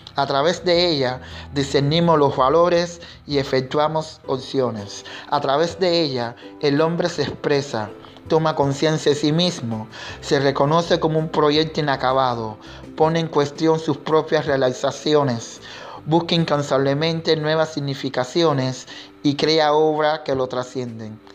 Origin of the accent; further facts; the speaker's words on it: Cuba; mi identidad como artista, como negro y como cubano